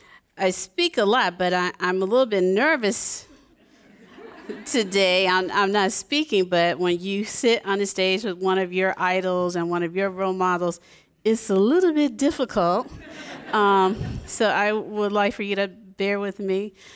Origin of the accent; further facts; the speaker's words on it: the South, United States; I'm from the South as well